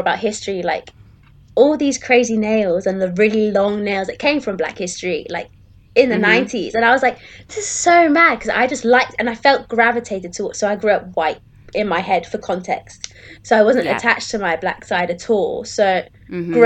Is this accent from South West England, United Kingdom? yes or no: yes; Plymouth, South West England, United Kingdom; we grew up in Plymouth